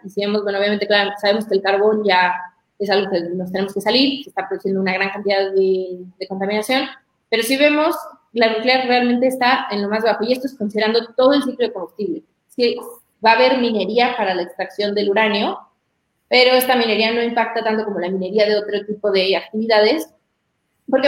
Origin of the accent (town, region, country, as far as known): Mexico